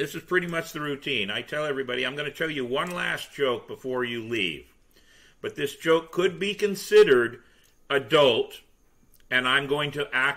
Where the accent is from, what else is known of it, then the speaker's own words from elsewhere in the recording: Scotland, United Kingdom; accent: Scottish; I happen to be Scottish because I'm mm-hmm. stuck with the damn accent anyway